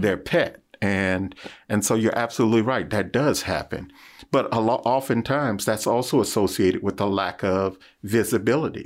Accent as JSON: {"language": "English", "town": "Washington", "region": "District of Columbia", "country": "United States", "tie": "born or raised there", "said": "as a child growing up in Washington, D C"}